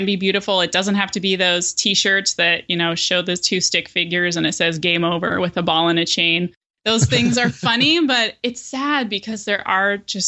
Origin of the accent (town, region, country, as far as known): Denver, Colorado, United States; born or raised there; now in Portland, United States